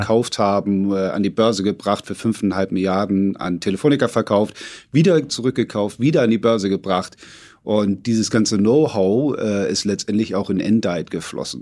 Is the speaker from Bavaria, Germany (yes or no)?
no; Hamburg, Germany; also born or lived in London; ich komme aus Hamburg